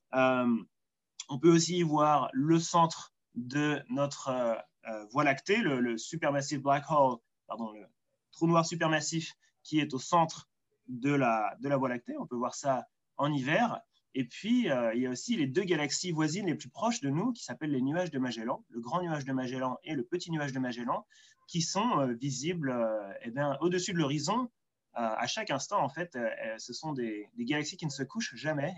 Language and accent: French; Soisy-sous-Montmorency, Île-de-France, France; moved away as an adult; also born or lived in Orsay; now in Blue Mountains, Australia; je suis né près de Paris, à, à Soisy-sur-Montmorency